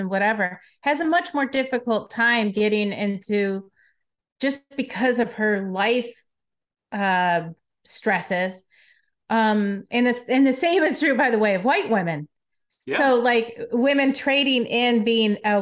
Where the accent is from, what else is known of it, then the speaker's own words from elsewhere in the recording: Detroit, Michigan, United States; moved away; I'm from Detroit originally